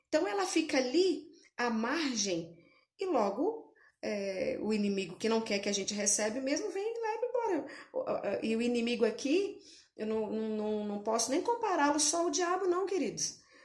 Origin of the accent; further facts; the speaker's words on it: Brasília, Federal District, Brazil; eu sou de Brasília mesmo